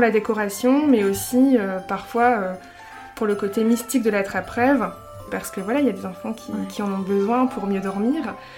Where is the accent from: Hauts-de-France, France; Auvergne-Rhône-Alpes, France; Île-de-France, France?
Hauts-de-France, France; Lille; une créatrice lilloise